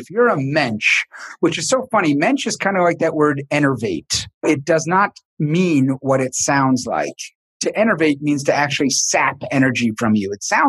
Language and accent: English; the Northeast, suburbs of New York City, United States; growing up in the Northeast, especially in suburbs of New York City